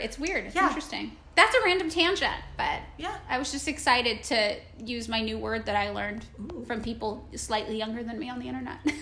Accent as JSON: {"language": "English", "town": "Fresno", "region": "California", "country": "United States", "tie": "born or raised there", "moved": "yes", "said": "I grew up in Fresno"}